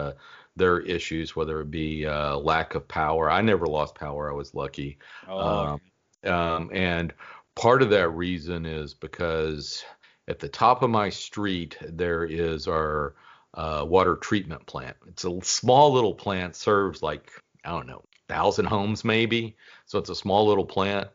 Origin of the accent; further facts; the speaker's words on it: Dallas, Texas, United States; I grew up in the Dallas area